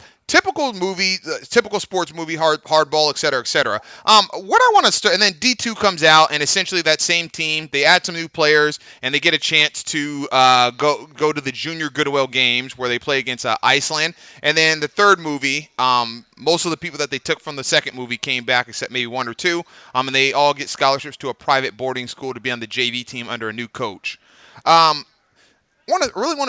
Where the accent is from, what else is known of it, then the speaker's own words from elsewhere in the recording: San Diego, California, United States; you and I grew up in San Diego